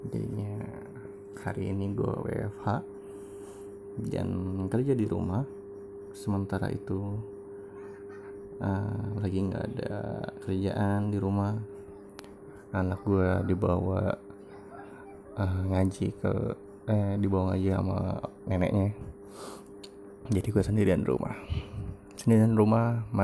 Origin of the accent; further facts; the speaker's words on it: Jakarta, Indonesia; now in Bogor, Indonesia; Gua ini kan pindah ke Bogor 2010 gitu kan Gua uh, lahir dan besar di Jakarta Gua di uh, di Jakarta Timur tepatnya Kampung Makassar